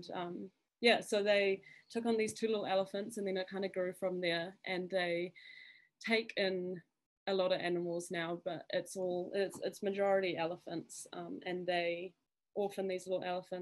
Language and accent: English; Zimbabwe; now in Papamoa, New Zealand; I'm quite connected to Africa because I was born and raised in Zimbabwe